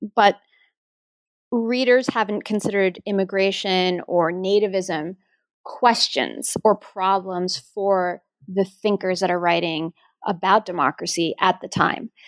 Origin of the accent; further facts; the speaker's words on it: New York, United States; when I was growing up in New York, my father is a, a Greek immigrant